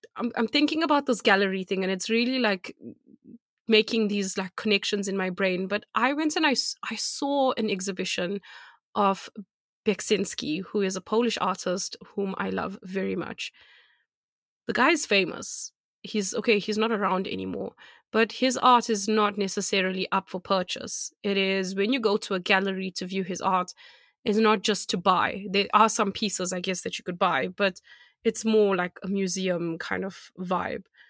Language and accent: English; South Africa; moved away; I'm from South Africa